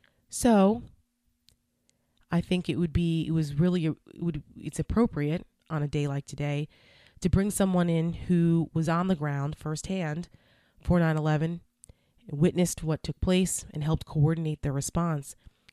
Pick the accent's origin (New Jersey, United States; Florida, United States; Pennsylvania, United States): New Jersey, United States; Bergen County; And I'm from New Jersey. I grew up in Bergen County, which is right across the George Washington Bridge from New York City.